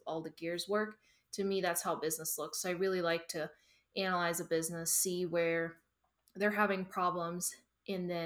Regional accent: Germany; moved away as an adult; also born or lived in Duncan, South Carolina; now in United States; I'm originally from Germany. I worked in corporate after high school

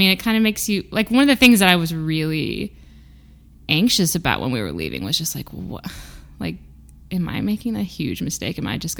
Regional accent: Peoria, Illinois, United States; now in Massachusetts, United States; I didn't grow up in a city. I grew up in Illinois.

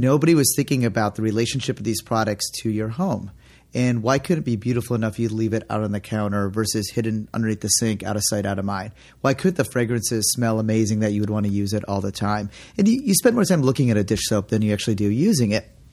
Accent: Detroit, Michigan, United States; moved away as an adult; also born or lived in San Francisco; We grew up sailing together in the Detroit area.

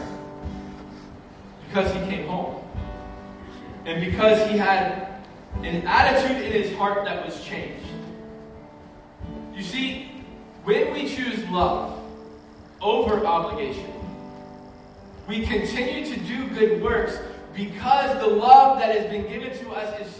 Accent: United States; American Christians

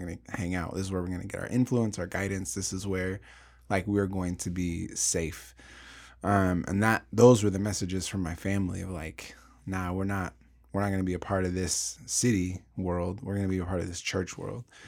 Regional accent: Portland, Oregon, United States; I grew up in North Portland

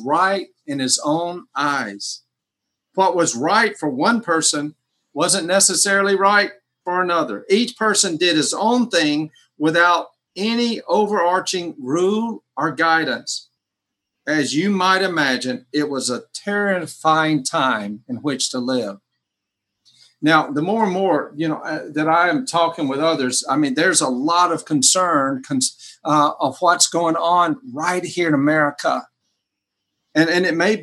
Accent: United States; I'm an American Christian.

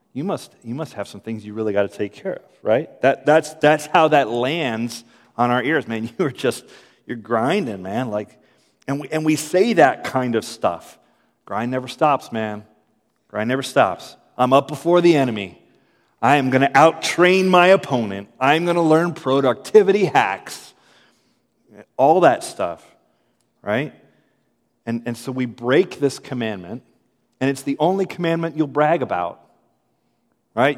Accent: United States; I'm efficient American

